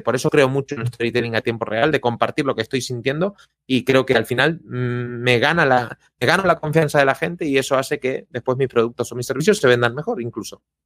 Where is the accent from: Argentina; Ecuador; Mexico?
Argentina; soy argentino